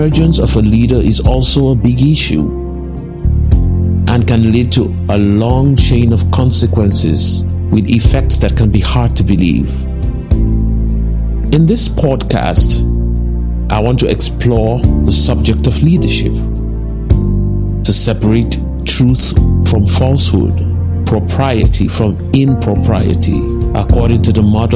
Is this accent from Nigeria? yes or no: yes; Nigeria; as a Nigerian